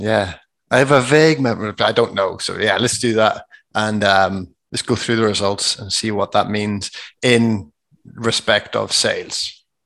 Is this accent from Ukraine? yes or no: no; Ireland; We're just from Ireland